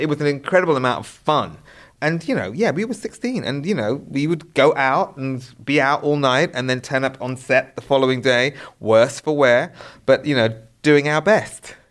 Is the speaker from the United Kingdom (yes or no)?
yes; United Kingdom; being British